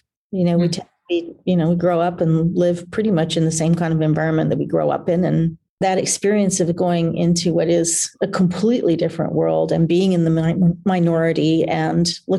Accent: Oklahoma, United States; also born or lived in Lancashire, England; started being

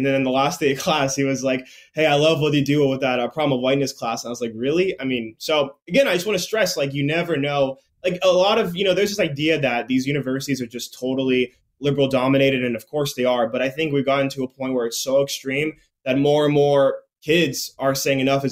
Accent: Tennessee, United States; I'm actually from Tennessee, from just like a totally normal town

